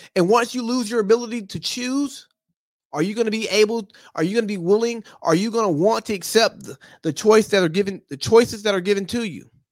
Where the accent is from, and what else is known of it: United States